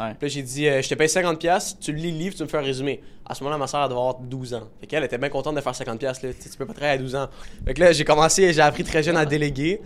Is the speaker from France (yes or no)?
no; Laval, Quebec, Canada; je viens de Laval